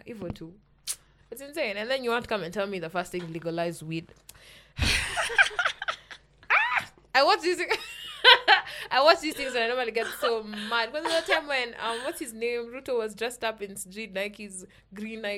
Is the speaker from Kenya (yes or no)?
yes; Kenya; Being Kenyan, you're so tough being a Kenyan